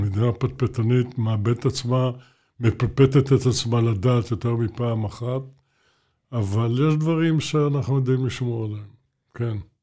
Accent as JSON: {"language": "Hebrew", "town": "Jerusalem", "region": "Jerusalem District", "country": "Israel", "said": "אני ירושלמי"}